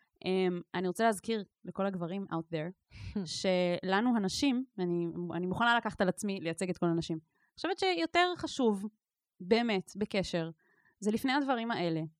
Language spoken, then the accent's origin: Hebrew; Israel; אני נגיד גדלתי בקיבוץ, שיתופי